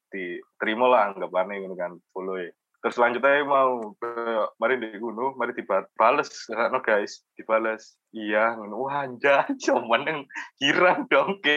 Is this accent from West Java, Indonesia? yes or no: no; Jombang, East Java, Indonesia; iya aku anak Jombang kan dia balesnya gitu